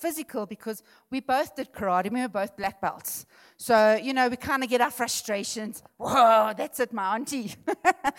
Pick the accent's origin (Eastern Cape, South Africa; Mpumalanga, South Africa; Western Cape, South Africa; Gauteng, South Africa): Mpumalanga, South Africa; Witbank; moved away; also born or lived in Benoni; We're actually from Witbank, and we moved up to Benoni.